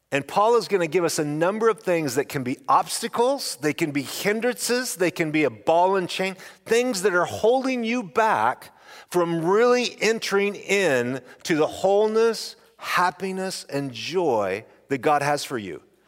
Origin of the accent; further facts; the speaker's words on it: Snake River Valley, Idaho, United States; I come from the Snake River, River Valley in Idaho